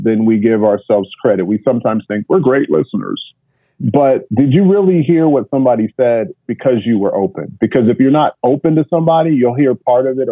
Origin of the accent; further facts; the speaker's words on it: Kansas, United States; first language English; moved away as an adult; now in Basel, Switzerland; I grew up in Kansas